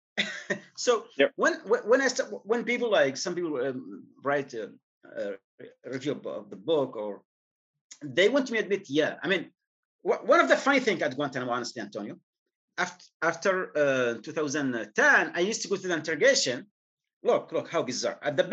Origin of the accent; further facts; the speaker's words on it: Yemen; moved away as an adult; I am from Yemen